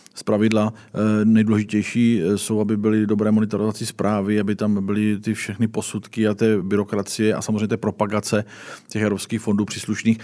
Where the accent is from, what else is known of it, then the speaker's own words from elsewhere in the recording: South Moravian Region, Czechia; já jsem z Jižní Moravy